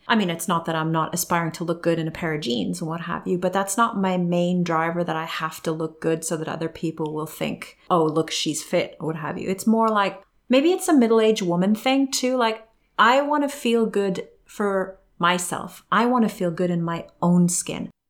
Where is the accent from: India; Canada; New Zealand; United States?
Canada; moved away; growing up in Canada